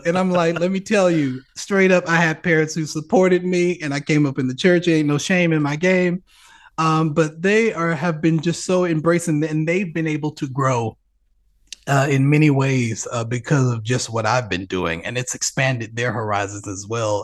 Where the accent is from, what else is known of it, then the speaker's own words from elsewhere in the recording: Birmingham, Alabama, United States; my hometown orchestra, Alabama Symphonies